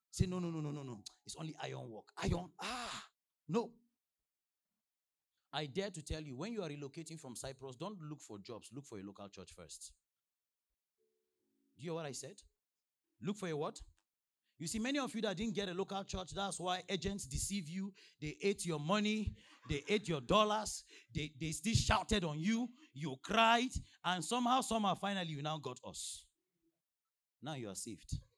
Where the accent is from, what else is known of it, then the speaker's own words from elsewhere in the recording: Nigeria; From the day I landed, let me tell you, before I came from Nigeria, they, were, they were sending updates.